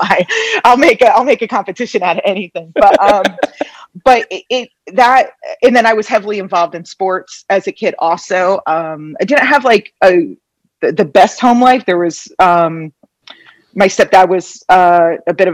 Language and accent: English; Phillipsburg, New Jersey, United States; moved away as an adult; also born or lived in Philadelphia; now in Las Vegas, United States; we have a couple generations in my hometown, a place called Phillipsburg